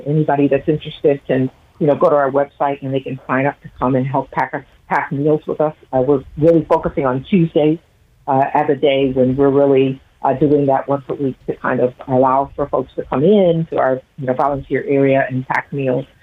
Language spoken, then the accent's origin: English; Toledo, Ohio, United States; also born or lived in Columbus, Ohio; I grew up in Toledo